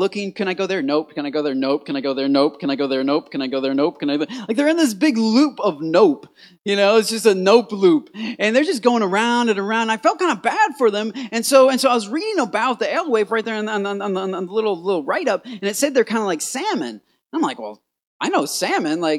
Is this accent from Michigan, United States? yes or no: yes; Port Huron, Michigan, United States; I'm from Michigan, Port Huron, Michigan. It's right in the knuckle of the thumb